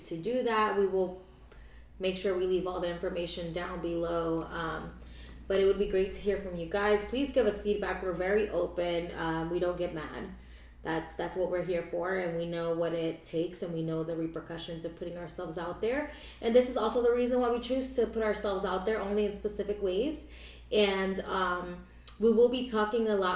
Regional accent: Pahokee, Florida, United States; also born or lived in Orange, California / Palm Beach County, Florida; I was born in Orange, California, but I was raised, I'm basically a Floridian, I was raised in Pahokee, Florida

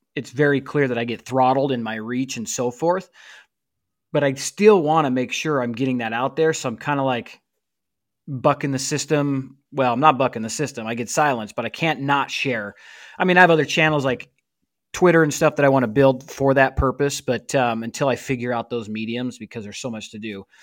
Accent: St. George, Utah, United States; moved away; I am in Saint George, Utah, actually, bro. I'm, uh, currently recording from the basement of my childhood home

